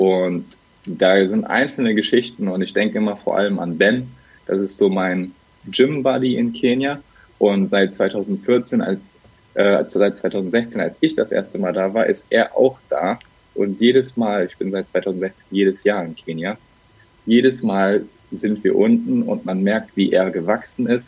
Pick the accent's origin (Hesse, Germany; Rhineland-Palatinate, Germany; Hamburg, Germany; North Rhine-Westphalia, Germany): North Rhine-Westphalia, Germany; Bergisches Land; now in Cologne, Germany; Gebürtig komme ich rechtsrheinisch aus dem Bergischen. Mittlerweile bin ich aber in Köln richtig zu Hause